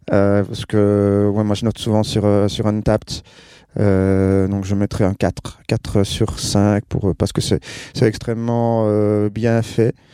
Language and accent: French; Wallonia, Belgium; je viens de Belgique, euh, province de Liège. J'habite près de Spa